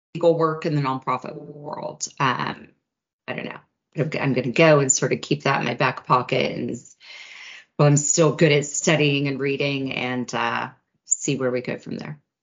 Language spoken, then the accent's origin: English; United States; as an American